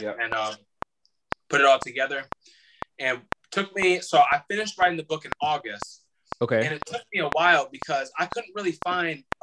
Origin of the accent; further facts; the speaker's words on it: Illinois, United States; moved away as an adult; now in Florida, United States; I'm here in Florida by myself because I'm from Illinois